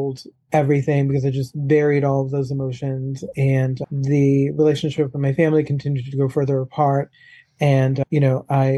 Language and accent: English; New Orleans, Louisiana, United States; moved away; also born or lived in Chicago / Palm Beach Gardens, Florida; I am originally from New Orleans, born and raised, and I grew up in a very alcoholic environment from the get-go